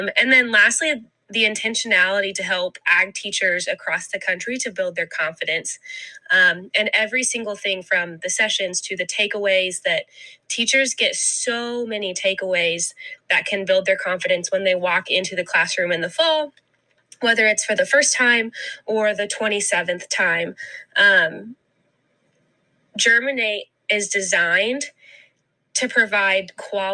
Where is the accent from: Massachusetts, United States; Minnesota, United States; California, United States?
Minnesota, United States; Ogilvie; I am from Ogilvie, Minnesota